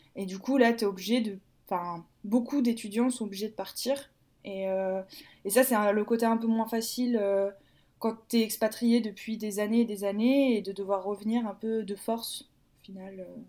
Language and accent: French; Martinique; moved away as an adult; also born or lived in Metropolitan France; now in Lyon, France; Je suis arrivée, j'avais 8 ans, si je ne me trompe pas. D'accord. Donc je suis arrivée en 2006. Et je suis partie de la Martinique 2017-2018